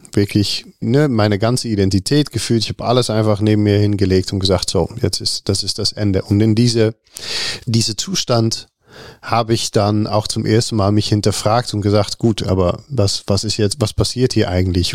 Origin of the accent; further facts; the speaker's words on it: Netherlands; German is a second language; moved away as an adult; also born or lived in Rotterdam; now in Cologne, Germany; ich bin Holländer